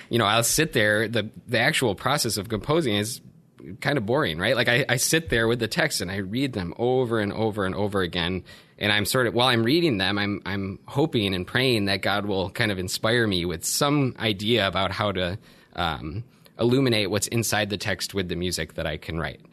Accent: Buffalo, New York, United States; moved away as an adult; So I grew up in Buffalo, New York. Um, I went to grade school and high school there.

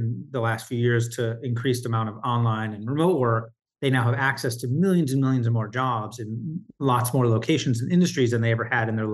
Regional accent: Michigan, United States; now in New York City, United States; I live in New York City. I grew up in Michigan

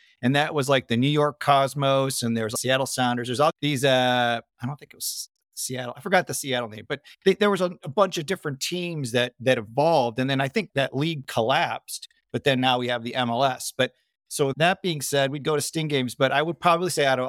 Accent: Australia; Well, it's an interesting story, that started in Australia. So my parents both left Greece as immigrants and decided to go there as opposed to the United States because they both had relatives there.

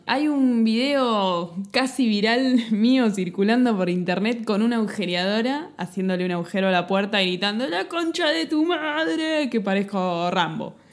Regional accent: Argentina; hablando así como argentino

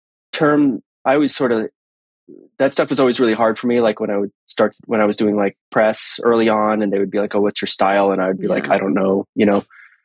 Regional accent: New England, United States; also born or lived in Boston / Los Angeles; now in Portland, United States; I live in Portland, Oregon. I grew up in New England. I went to film school in Boston, and then I moved

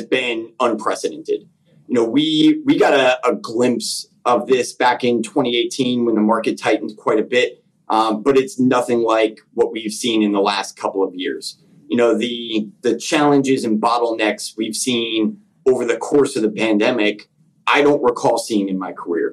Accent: Northern New Jersey, United States; I'm from Northern New Jersey. So my dad growing up actually mostly drove U.S. mail routes in and around North Jersey and New York City. So it was pretty exciting growing up.

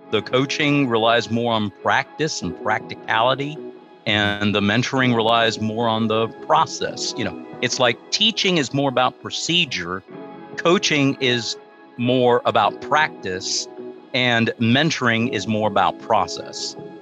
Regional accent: United States; that's where I grew up, small town USA

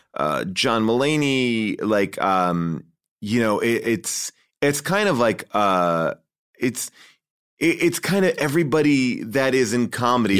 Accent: Long Island, New York, United States; I grew up in, uh, Long Island, uh, right outside of New York City

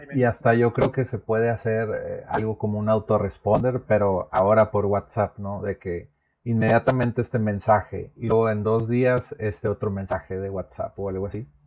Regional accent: Monterrey, Nuevo León, Mexico; also born or lived in Naucalpan, State of Mexico; he vivido toda mi vida en Monterrey, pero nací en el Estado de México, en Naucalpan

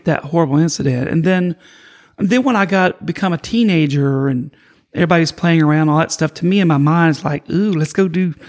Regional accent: Kentucky, United States; moved away; I grew up in Kentucky.

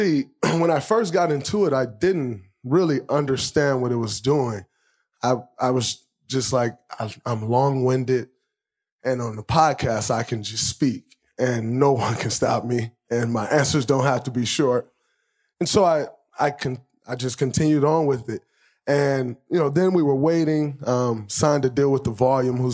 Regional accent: Michigan, United States; growing up in Michigan

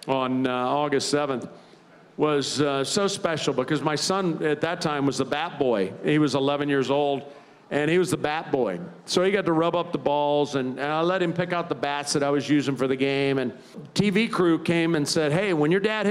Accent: Tampa, Florida, United States; also born or lived in New York; growing up in Tampa, I played Little League in Tampa, and I moved to Tampa in 69 when I was 11

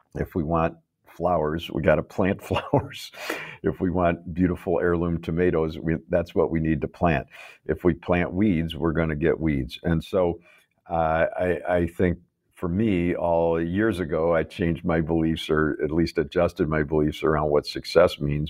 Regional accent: Chicago, Illinois, United States; I grew up in Chicago

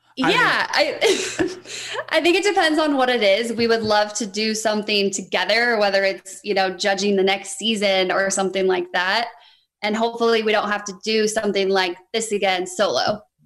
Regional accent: Reno, Nevada, United States; I'm from Reno, Nevada

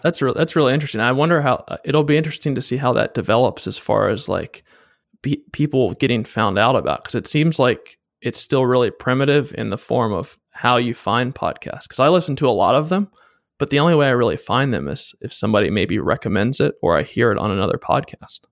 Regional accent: East Coast, United States; moved away as an adult; also born or lived in northern Washington state; now in Washington, United States; I moved out here first to work for Boeing doing aerospace engineering, and I was from the East Coast

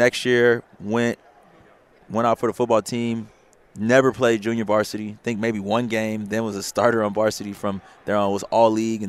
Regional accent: Los Angeles, California, United States; also born or lived in Torrance, California; I'm from Los Angeles, California.

